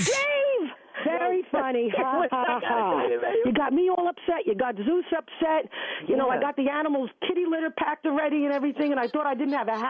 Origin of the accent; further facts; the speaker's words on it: New Jersey, United States; I'm from Jersey.